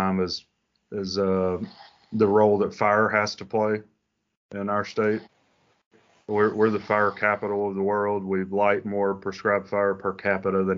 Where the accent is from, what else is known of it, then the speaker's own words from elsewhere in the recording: Alabama, United States; moved away as an adult; now in Florida, United States; I grew up in Alabama, and I was a big time Auburn fan